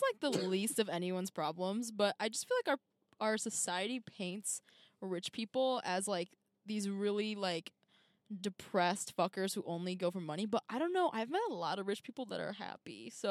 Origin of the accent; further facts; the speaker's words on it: Rochester Hills, Michigan, United States; also born or lived in Ann Arbor; I grew up in Rochester Hills.